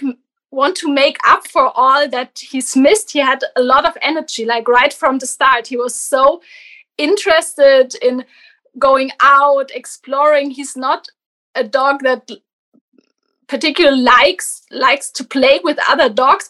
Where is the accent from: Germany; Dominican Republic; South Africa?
Germany; I'm from Germany